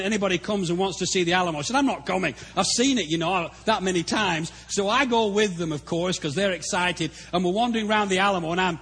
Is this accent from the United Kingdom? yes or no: yes; England, United Kingdom; moved away as an adult; also born or lived in Africa; now in Texas, United States; Being English